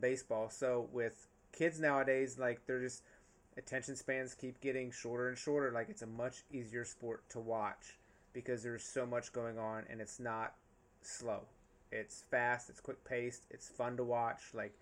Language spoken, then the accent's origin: English; North Carolina, United States; I grew up in North Carolina, so lacrosse, my high school still does not have a lacrosse